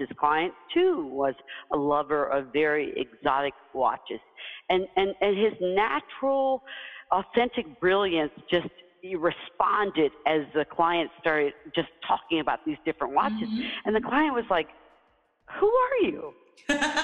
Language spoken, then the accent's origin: English; Deep South, United States; as a kid, you know, growing up in the Deep South, I was the first in my family to do many things